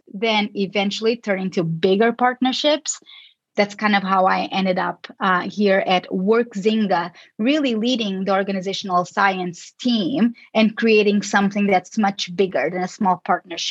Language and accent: English; Lisbon, Portugal; moved away as an adult; also born or lived in Chicago, United States / California, United States; I am originally from Lisbon, Portugal, but I got most of my education in the States